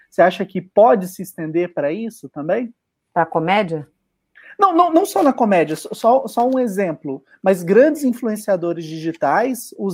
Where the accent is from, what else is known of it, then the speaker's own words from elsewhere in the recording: Belo Horizonte, Minas Gerais, Brazil; eu sou de BH.